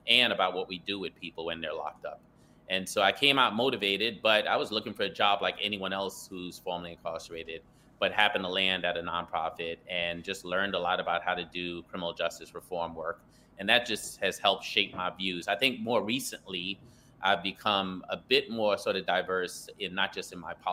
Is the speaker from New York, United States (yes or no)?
yes; New York City, New York, United States; I grew up in Brooklyn, New York, single parent household